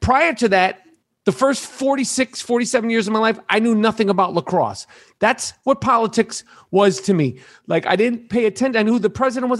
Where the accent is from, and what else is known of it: New York City, New York, United States; born or raised there